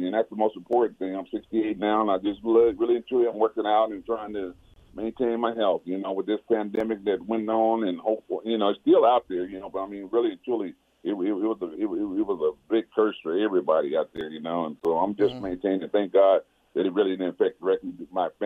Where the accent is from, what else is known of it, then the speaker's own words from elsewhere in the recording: Pasadena, California, United States; I'm from Pasadena. I played my high school championship games at the Rose